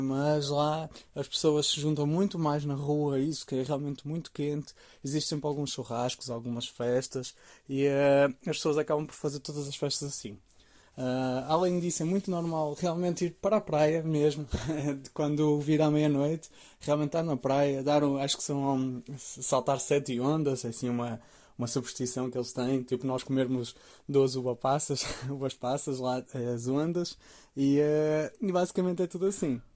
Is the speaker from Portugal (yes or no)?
yes; Maia, Norte, Portugal; moved away as an adult; also born or lived in Blumenau, Brazil; now in São Paulo, Brazil; eu sou da Maia, no Porto, e estou vivendo no Brasil já há mais de dois anos agora.